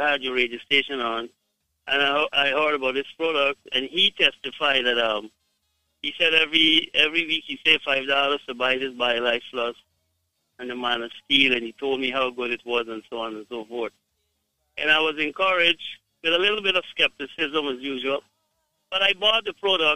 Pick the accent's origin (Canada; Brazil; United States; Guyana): Guyana; I am from Guyana